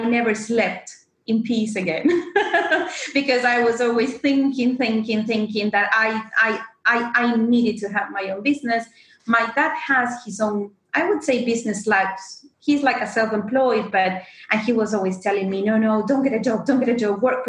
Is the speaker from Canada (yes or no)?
no; Argentina; moved away as an adult; now in London, United Kingdom; I am originally from Argentina, but living in London for the last 6 years, seven